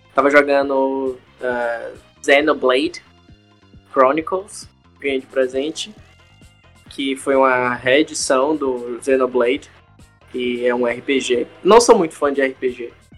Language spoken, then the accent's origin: Portuguese; Salvador, Bahia, Brazil; now in United States; sou de Salvador, atualmente moro aqui nos Estados Unidos